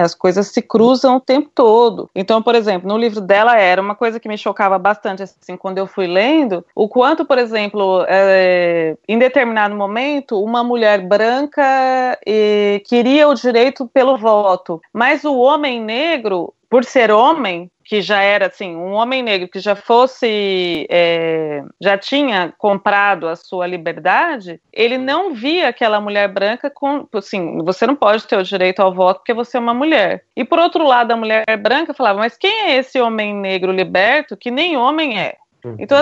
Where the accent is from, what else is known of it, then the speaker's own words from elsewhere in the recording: Brazil; moved away; sou brasileira, sou da periferia